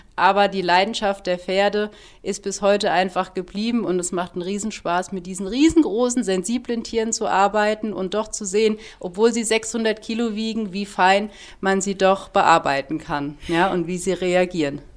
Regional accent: Heppenheim, Hesse, Germany; moved away as an adult; also born or lived in Munich / Heidelberg area, Baden-Württemberg; now in Hopfen am See, Germany; Ich komme gebürtig aus Hessen. Ich bin wirklich eine waschechte Hessin, bin da geboren und habe dort auch 25 Jahre gelebt

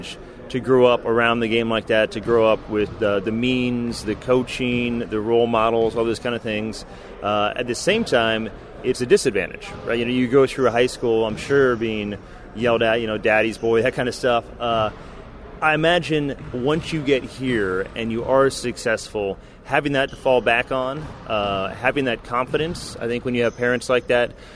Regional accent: Bay Area, California, United States; I grew up in the Bay Area

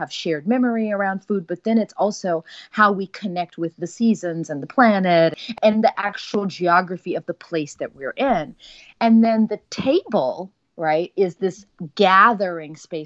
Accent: Texas, United States; moved away; our identity, you know, as a Texan

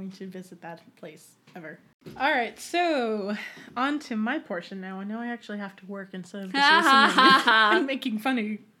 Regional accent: Dover, New Hampshire, United States

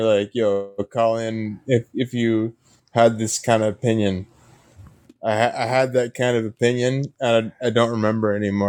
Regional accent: Canada; accent: Canadian; I'm Canadian.

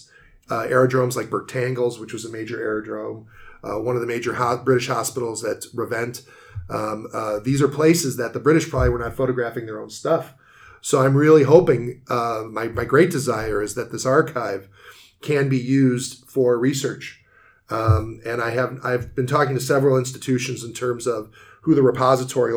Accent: United States; I'm American

